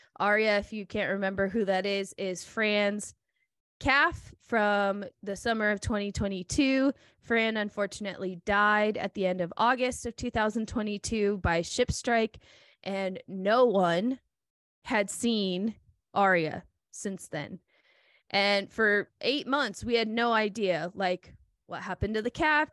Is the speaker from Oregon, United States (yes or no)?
yes; Oregon, United States; I grew up here in Oregon